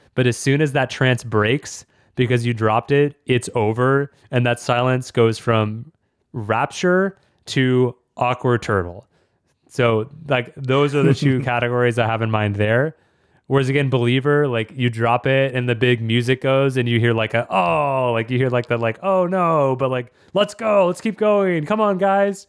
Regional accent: Austin, Texas, United States; my hometown, Austin, Texas

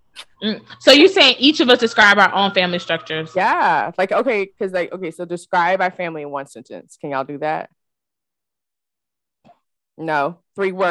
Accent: Nigeria; now in United States; I'm Nigerian, so my dad and mom came to the states um

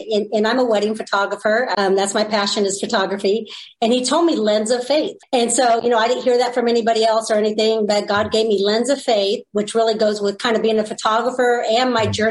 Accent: California, United States; I'm from California. So, you know, it's very liberal

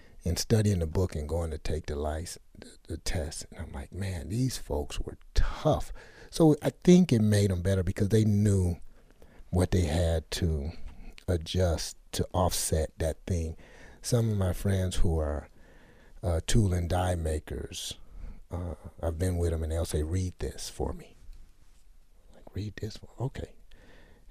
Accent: Detroit, Michigan, United States; grew up in Detroit, Delray

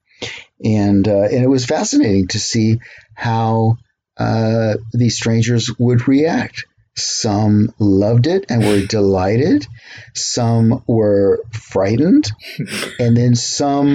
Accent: Gig Harbor, Washington, United States; Growing up in Gig Harbor

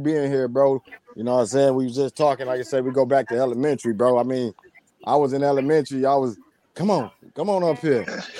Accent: Saginaw, Michigan, United States; born or raised there

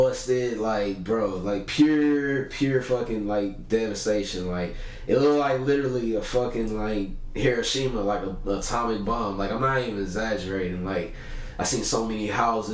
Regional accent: Lake Charles, Louisiana, United States; now in Texas, United States; I went out there to my hometown, Lake Charles.

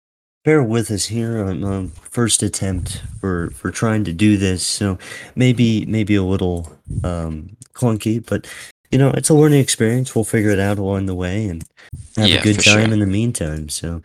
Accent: New Mexico, United States; from New Mexico, of the U.S. of A.

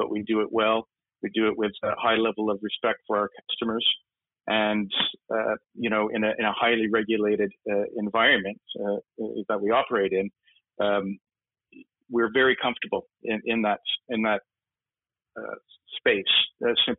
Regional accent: Canada; now in United Kingdom; Me being Canadian

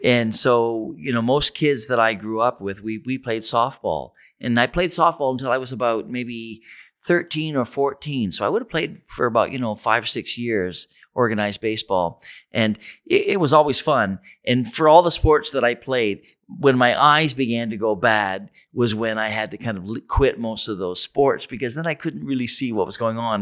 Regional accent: Ontario, Canada; moved away; I grew up near the States and, and my, my, um, hometown was on the border, it would have been in Detroit

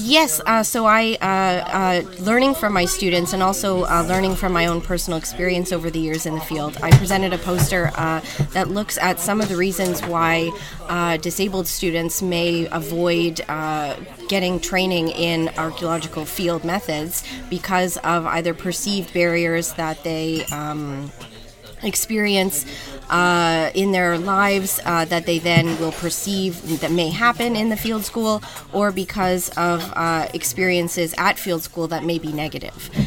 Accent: New Jersey, United States; moved away as an adult; now in Toronto, Canada; where I grew up in New Jersey, going to the shore

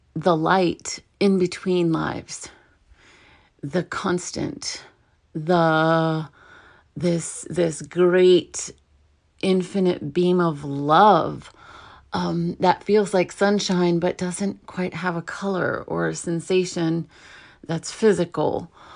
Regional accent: New York City, New York, United States; I was born in New York, in Brooklyn

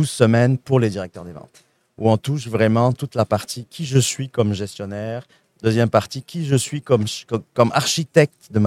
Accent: Quebec, Canada; accent: Saguenay; Je suis un bel exemple. Vous entendez mon petit accent du Saguenay

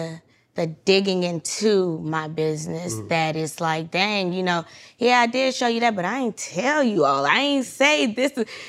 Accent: Atlanta, Georgia, United States; born or raised there

